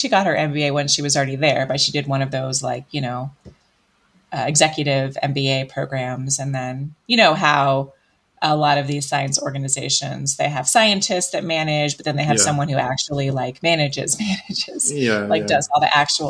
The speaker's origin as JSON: {"language": "English", "region": "Illinois near Chicago", "country": "United States", "tie": "born or raised there", "also_born_or_lived": "Piscataway, New Jersey / Belgium", "moved": "yes", "lives_now": "Colorado, United States", "said": "I was born in New Jersey, and I lived there until I was about 8, and then I was raised mostly in Illinois near Chicago."}